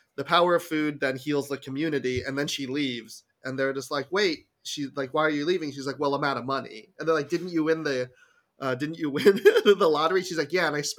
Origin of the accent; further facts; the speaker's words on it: South Korea; I was born in Korea.